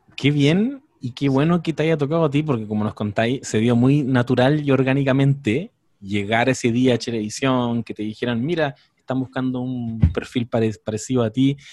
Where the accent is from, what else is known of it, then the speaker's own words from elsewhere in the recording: Quilpué, Valparaíso, Chile; yo soy quilpueno, así que casi coterráneo